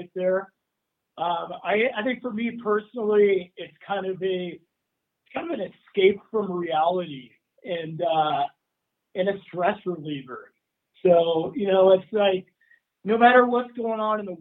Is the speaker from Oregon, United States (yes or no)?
yes; Oregon, United States; growing up in Oregon